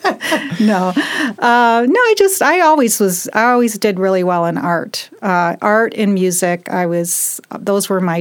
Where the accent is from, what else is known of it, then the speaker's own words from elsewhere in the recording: Detroit, Michigan, United States; moved away as an adult; now in Las Vegas, United States; I'm from Detroit originally, and I've been in Las Vegas now for 25 years.